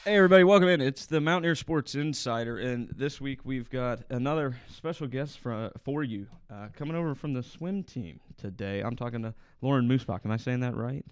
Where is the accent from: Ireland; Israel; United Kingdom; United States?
United States; Ohio; growing up in Ohio